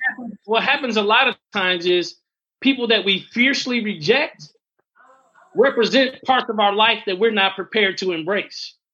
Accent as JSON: {"language": "English", "town": "Fort Wayne", "region": "Indiana", "country": "United States", "tie": "born or raised there", "also_born_or_lived": "North Carolina", "moved": "yes", "said": "I was home in Fort Wayne"}